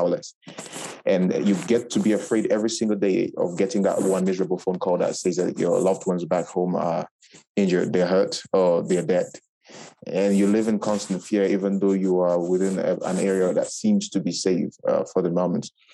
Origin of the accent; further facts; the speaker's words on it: Cameroon; moved away as an adult; now in Morocco; I am from Cameroon.